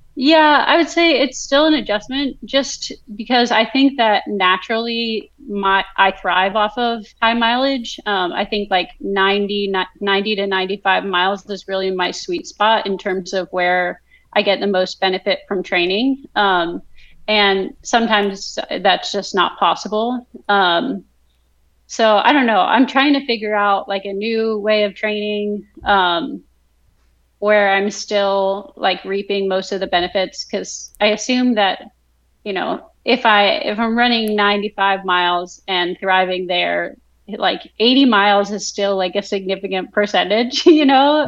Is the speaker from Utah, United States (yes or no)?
no; Vernon, New Jersey, United States; moved away as an adult; also born or lived in Texas / Kentucky; now in Virginia, United States; my hometown growing up, so Vernon, New Jersey